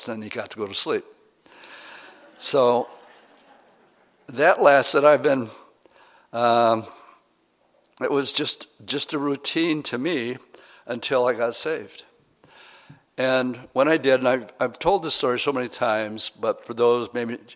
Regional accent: Oshkosh, Wisconsin, United States; I grew up in Oshkosh, Wisconsin

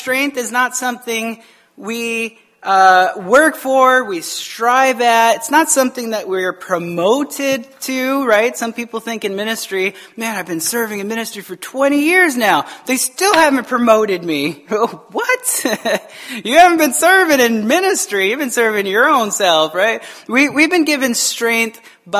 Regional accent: Tucson, Arizona, United States; I grew up in Tucson, Arizona

